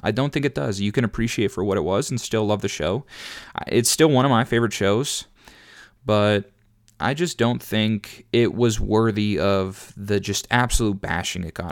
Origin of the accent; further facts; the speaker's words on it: Minnesota, United States; I'm from Minnesota